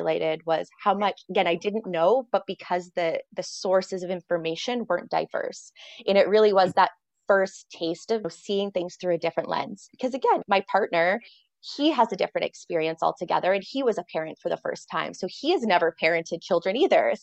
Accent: Canada; I'm Canadian as well

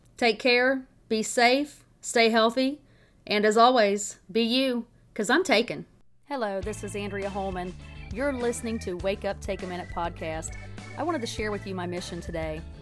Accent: Tennessee, United States; moved away; I grew up on the Tennessee River

